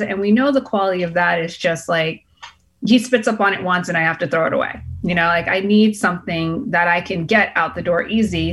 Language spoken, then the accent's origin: English; Boston, Massachusetts, United States; moved away as an adult; now in California, United States; I'm born and raised in Boston